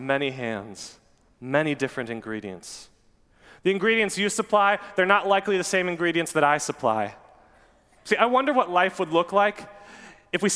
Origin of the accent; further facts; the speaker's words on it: Newburg, United States; a place called the Newburg Bakery. That's my hometown.